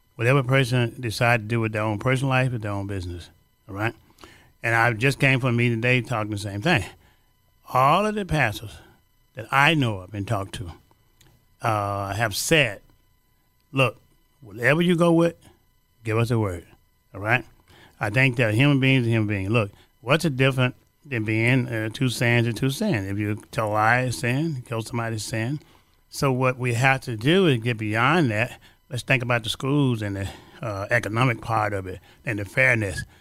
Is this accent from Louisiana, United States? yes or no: yes; Louisiana, United States; now in Chicago, United States; I'm from Louisiana